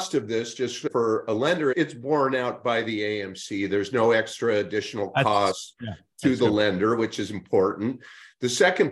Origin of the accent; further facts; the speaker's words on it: Northern California, United States; my friends that I grew up with in Northern California